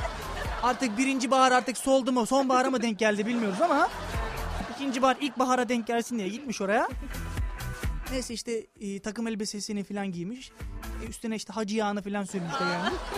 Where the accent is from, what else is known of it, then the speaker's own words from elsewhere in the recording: Thrace, Turkey; Ben Trakyalıyım